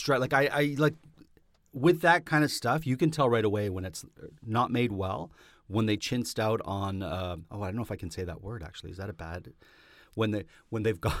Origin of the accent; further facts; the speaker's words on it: Canada; I come from a country where that, that is happening.